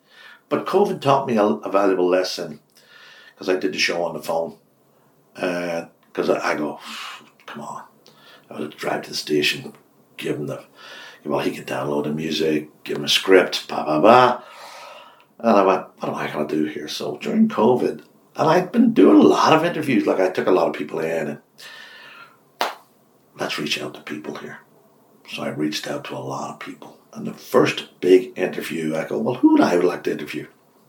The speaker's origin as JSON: {"language": "English", "country": "Ireland", "said": "the hardest thing for an Irishman, because I am an Irishman, is to accept is a compliment."}